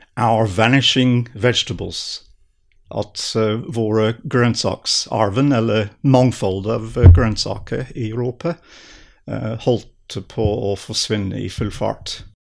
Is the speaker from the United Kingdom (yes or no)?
yes; southern England, United Kingdom; Norwegian is a second language; moved away as an adult; also born or lived in Edinburgh, Scotland; now in Norway; jeg vokste opp i England, i Sør-England